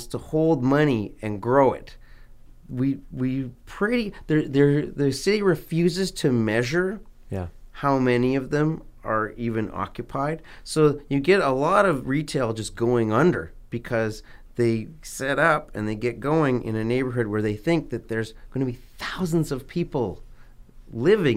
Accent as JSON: {"language": "English", "town": "Vancouver", "region": "British Columbia", "country": "Canada", "tie": "born or raised there"}